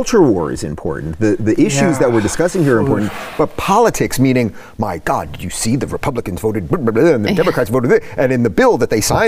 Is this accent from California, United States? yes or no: yes; California, United States; I'm from California.